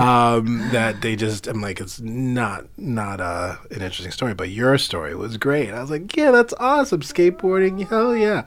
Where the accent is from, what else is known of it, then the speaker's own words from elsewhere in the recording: New York City, New York, United States; I grew up in Queens, sure. Flushing, Queens.